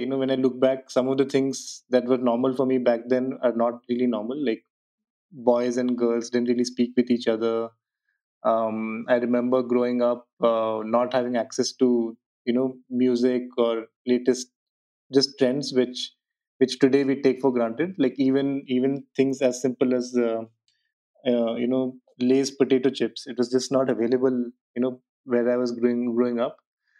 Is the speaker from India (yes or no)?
yes; South India, India; southern part of India. And the decision point for me at that point of time was to go as far away from my hometown as possible.